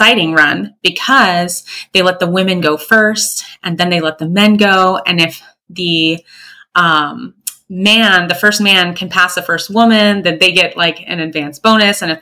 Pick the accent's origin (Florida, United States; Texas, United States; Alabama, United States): Florida, United States; I'm from Florida